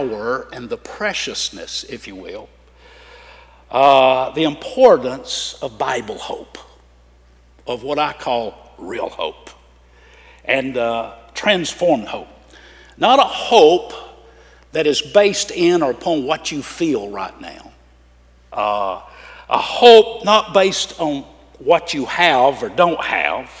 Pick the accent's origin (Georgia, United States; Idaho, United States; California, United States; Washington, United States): Georgia, United States; now in Florida, United States; I grew up in Georgia